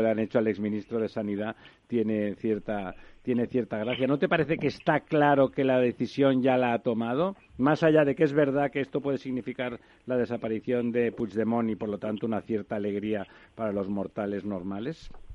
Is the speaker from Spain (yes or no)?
yes; Barcelona, Catalonia, Spain; moved away as an adult; now in Madrid, Spain; yo que soy catalán y barcelonés en Madrid desde hace tiempo